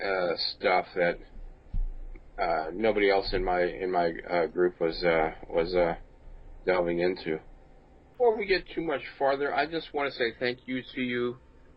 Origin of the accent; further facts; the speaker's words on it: Lee's Summit, Missouri, United States; I grew up here in Kansas City area